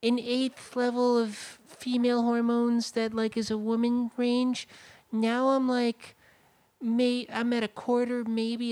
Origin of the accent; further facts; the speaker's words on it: South Dakota, United States; also born or lived in Montana; now in Los Angeles, United States; I'm from South Dakota, which sucks